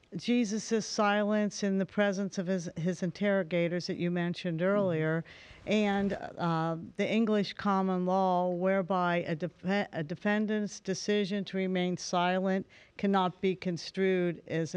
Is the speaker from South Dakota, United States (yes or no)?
no; Cincinnati, Ohio, United States; I'm from Cincinnati, Ohio.